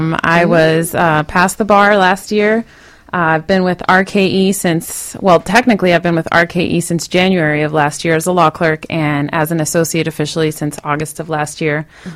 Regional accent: Miami, Florida, United States; also born or lived in Puerto Rico; I was born and raised right here in Miami, Florida.

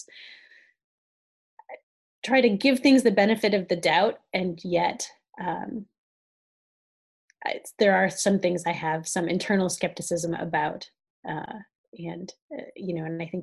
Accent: Northwest Ohio, United States; moved away; I grew up in extremely rural Ohio. I grew up in a town of about 6,000 people in Northwest Ohio, about an hour from Toledo

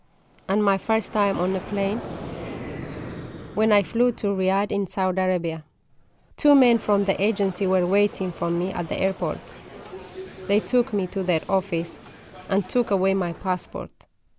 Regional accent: Oromia, Ethiopia; English is a second language; I grew up in the Bale Mountain of Ethiopia. It is a very beautiful part of the country. We were a poor family.

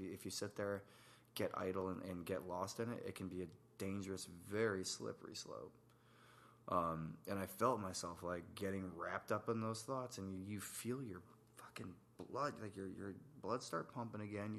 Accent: New York, United States; moved away; also born or lived in Tennessee / Virginia; I'm from New York originally

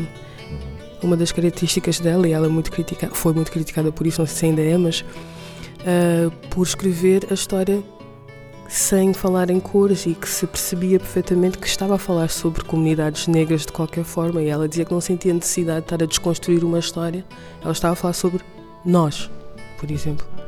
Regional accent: Lisbon, Portugal; sou de Lisboa

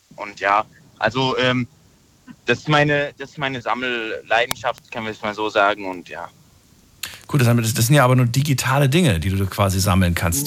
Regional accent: Baden-Baden, Baden-Württemberg, Germany; Ich komme aus Baden-Baden.

